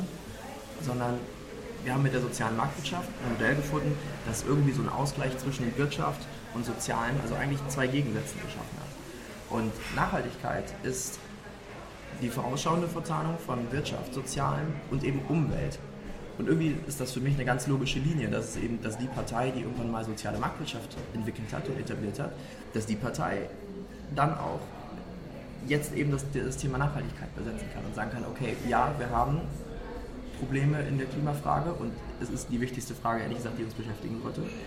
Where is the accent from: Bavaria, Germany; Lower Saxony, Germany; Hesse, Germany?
Lower Saxony, Germany; moved away as an adult; also born or lived in Hamburg / London; Ich, ich komme aus der Region. Ich bin so zwölf Kilometer südlich von dem Wahlkreis ähm, früher aufgewachsen